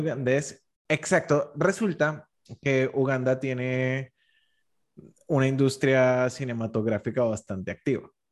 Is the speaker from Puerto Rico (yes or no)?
no; Colombia; yo como colombiano